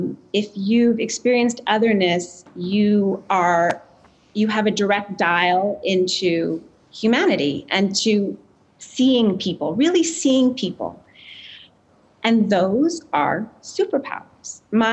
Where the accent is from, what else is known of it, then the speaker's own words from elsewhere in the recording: Quebec, Canada; And I grew up in a really white suburb outside of Montreal, and it's still just, I don't know. It's the way we're raised in Canada